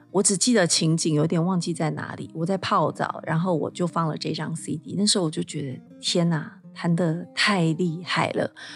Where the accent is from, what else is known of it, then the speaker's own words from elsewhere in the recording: Taiwan; 在我们台湾这边